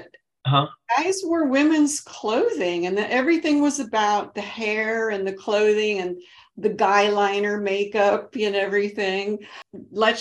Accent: Detroit, Michigan, United States; moved away; also born or lived in Florida; I'm from Detroit originally

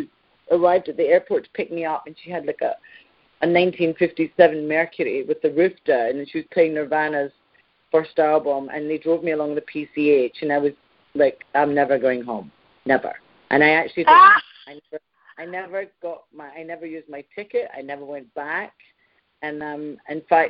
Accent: Scotland, United Kingdom; I'm very Scottish

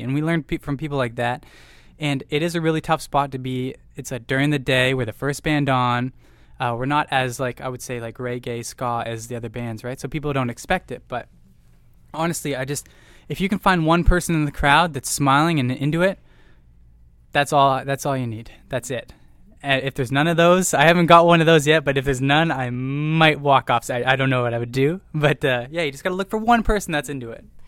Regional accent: Orillia, Ontario, Canada; we're from Aurelio, Ontario, Canada

